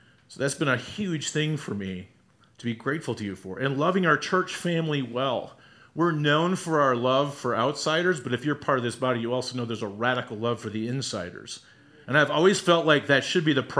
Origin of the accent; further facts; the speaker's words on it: Wisconsin, United States; moved away; The homes I grew up in, my hometown in Wisconsin